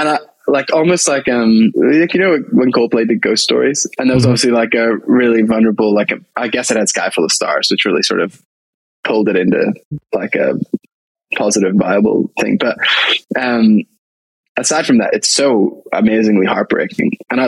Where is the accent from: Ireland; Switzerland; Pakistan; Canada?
Ireland; I grew up in Salvation Army back in Ireland.